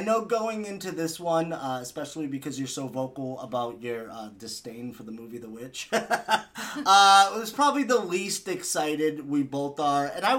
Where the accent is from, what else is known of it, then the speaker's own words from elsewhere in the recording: Massachusetts, United States; I'm from Massachusetts